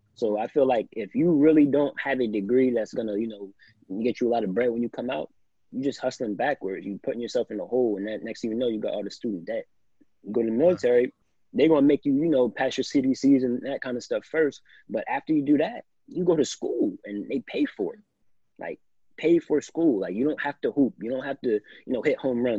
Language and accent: English; New Jersey, United States; I'm a kid from South Jersey.